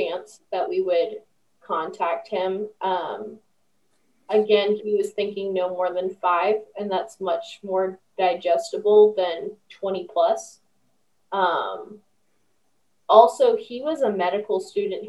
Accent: Roseburg, Oregon, United States; I was from Roseburg

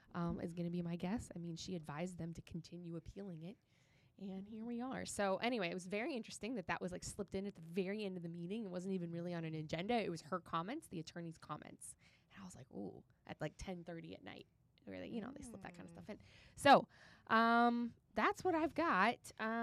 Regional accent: Colorado, United States; moved away; I'm from Colorado originally.

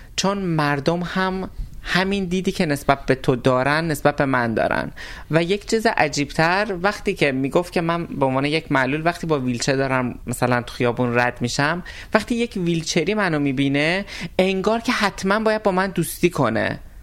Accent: Tabriz, East Azerbaijan, Iran; من آذری هستم این وسط تبریزی هستم

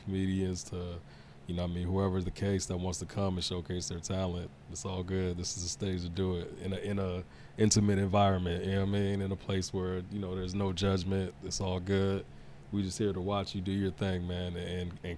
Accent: Chesapeake, Virginia, United States; also born or lived in Congo; I went to Deep Creek High School, so it's not too far from Portsmouth area

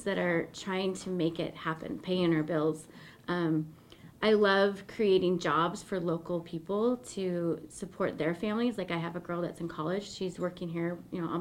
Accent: Boise, Idaho, United States; also born or lived in Nampa, Idaho / Eagle, Idaho; I'm an Idaho native. I was born and raised here in Boise

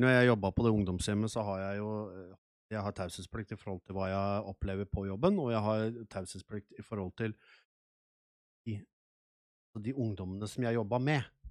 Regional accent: Nes, Akershus, Norway; moved away as an adult; also born or lived in Sweden; Jeg er født og oppvokst i Nes, jeg har bodd her i 30 år

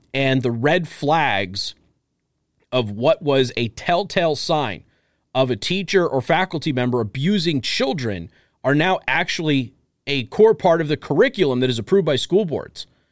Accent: Las Vegas, Nevada, United States; I'm from Vegas. I grew up with drag queens

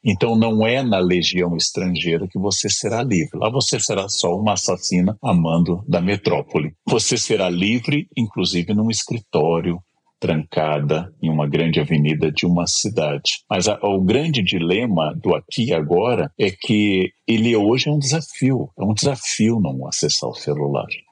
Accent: Gaúcho, Rio Grande do Sul, Brazil; now in São Paulo, Brazil; eu sou gaúcho e sou completamente paulista.

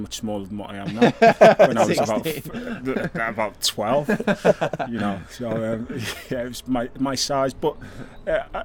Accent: Liverpool, North West England, United Kingdom; I grew up in Liverpool

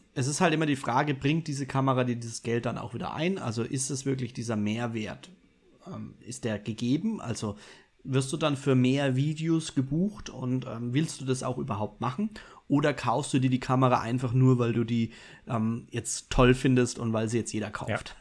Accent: Bavaria, Germany; Ich als Bayer

